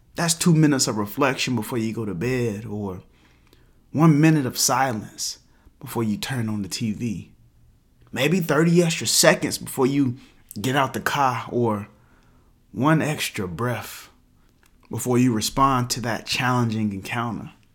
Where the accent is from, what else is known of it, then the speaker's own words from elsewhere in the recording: the South, United States; Growing up in the Black South